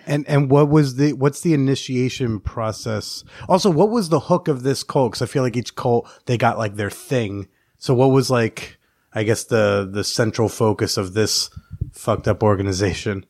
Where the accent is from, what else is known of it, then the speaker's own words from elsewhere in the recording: New Jersey, United States; now in New York, United States; I grew up in North Jersey.